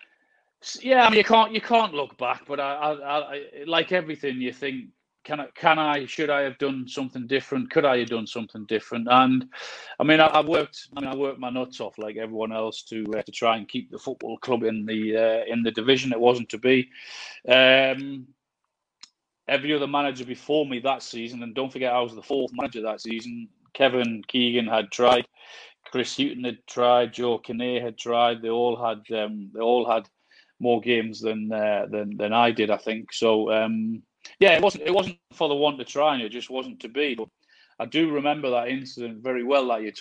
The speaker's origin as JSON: {"language": "English", "town": "Newcastle upon Tyne", "region": "North East England", "country": "United Kingdom", "tie": "born or raised there", "accent": "Geordie", "said": "I'm a Geordie. I was born and bred in Newcastle and brought up in Gosforth"}